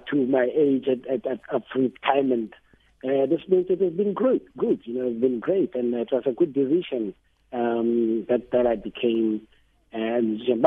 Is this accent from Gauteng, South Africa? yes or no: yes; Mamelodi, Gauteng, South Africa; I was born in Mamelodi, raised in Mamelodi